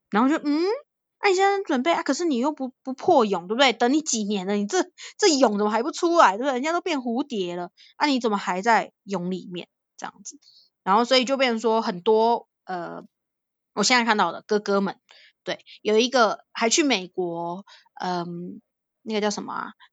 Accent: Taiwan; 你，你从台，台湾来啊

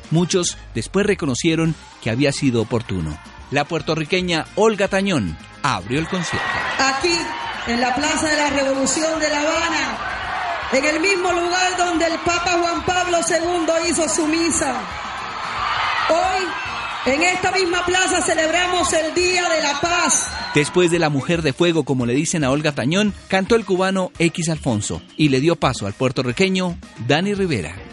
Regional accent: Ecuador; quiero enviar un mensaje de paz como ecuatoriano para mis hermanos colombianos porque Colombia y Ecuador somos hermanos

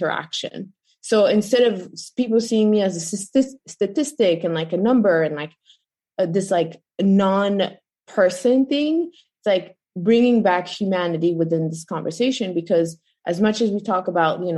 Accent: Belgium; moved away as an adult; now in United States; I grew up in Europe, Belgium, and then I ended up being an American around like 2008

